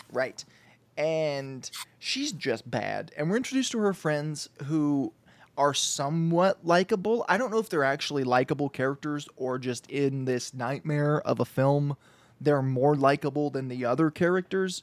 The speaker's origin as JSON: {"language": "English", "country": "United States", "said": "as an American, as a white American man"}